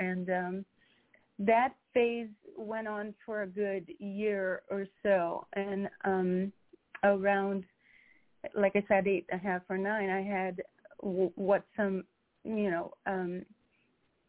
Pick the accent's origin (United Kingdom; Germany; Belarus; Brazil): Brazil; Rio de Janeiro; moved away; growing up in Brazil I grew up very freely